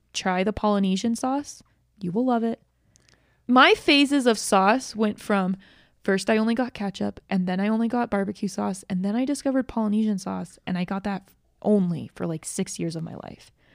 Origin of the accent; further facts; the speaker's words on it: Georgia, United States; moved away as an adult; also born or lived in Utah; I grew up in Georgia